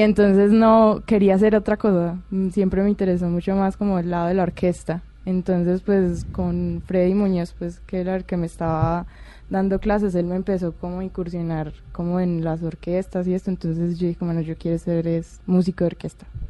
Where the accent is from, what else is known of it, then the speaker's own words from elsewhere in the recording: Pereira, Risaralda, Colombia; also born or lived in Cali; Yo nací en Cali, pero me crié en Pereira. A los, pues empecé a vivir allí a los seis años